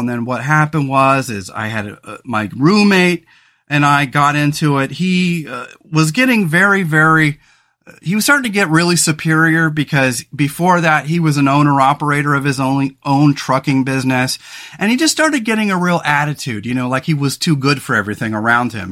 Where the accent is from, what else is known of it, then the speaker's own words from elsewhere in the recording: Central Coast, California, United States; moved away as an adult; now in Oregon, United States; we grew up in California on the Central Coast